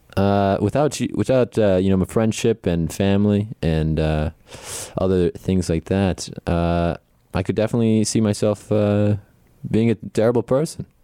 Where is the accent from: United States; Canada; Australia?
United States; Connecticut; from Grizzled, Connecticut